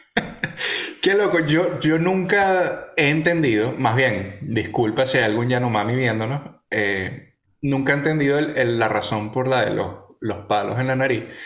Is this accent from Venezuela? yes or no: yes; Venezuela; yo nací ahí, viví en ese peo, eh, hablo como un cifrino de mierda